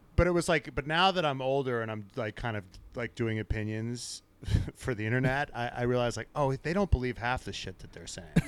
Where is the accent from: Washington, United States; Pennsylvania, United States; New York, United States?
New York, United States; we're all from New York